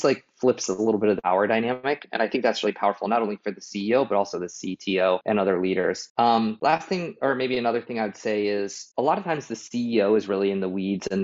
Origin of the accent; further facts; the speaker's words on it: Boulder, Colorado, United States; I am from Boulder